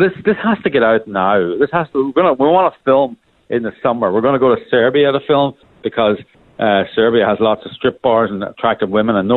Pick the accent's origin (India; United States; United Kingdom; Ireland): Ireland; accent: Irish; as people can hear from my accent, I'm Irish